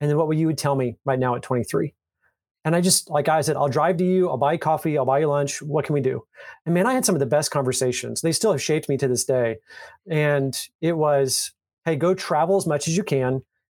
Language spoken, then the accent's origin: English; Fort Worth, Texas, United States; I was born and raised in Fort Worth, Texas